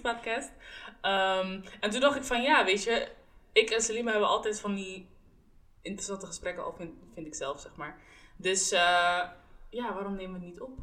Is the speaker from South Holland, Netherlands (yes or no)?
yes; The Hague, South Holland, Netherlands; Wij komen alle drie uit Den Haag